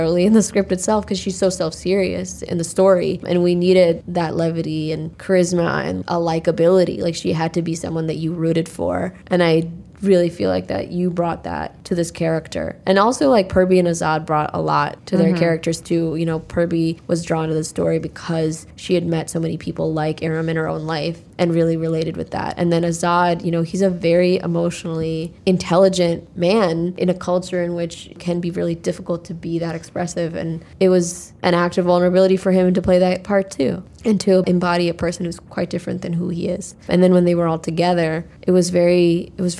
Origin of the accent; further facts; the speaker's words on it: United States; accent: American; people know that I'm American because of the inflection